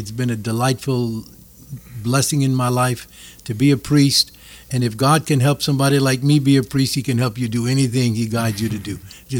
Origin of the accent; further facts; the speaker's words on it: Arnaudville, Louisiana, United States; I was born in Arnonville in the summer of 42, went to Little Flower Convent